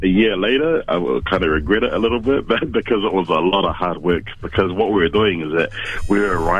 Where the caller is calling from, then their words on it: Wellington, New Zealand; Calling from Wellington.